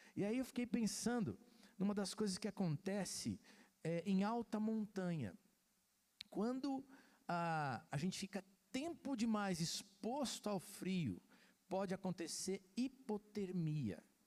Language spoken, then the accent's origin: Portuguese; Santos, São Paulo, Brazil; Eu sou santista, nasci em Santos